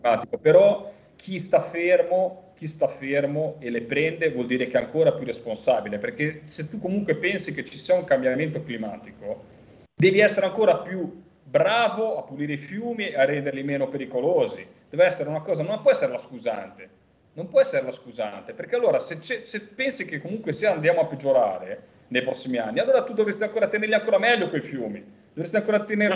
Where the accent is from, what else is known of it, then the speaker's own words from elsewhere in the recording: Liguria, Italy; io ligure